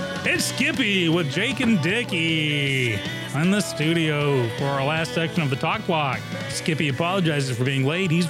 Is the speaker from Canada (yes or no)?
no; England, United Kingdom; moved away; growing up in England